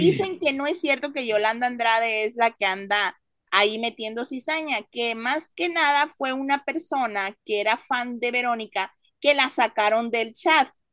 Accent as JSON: {"language": "Spanish", "country": "Mexico", "moved": "yes", "said": "tú y yo somos mexicanos"}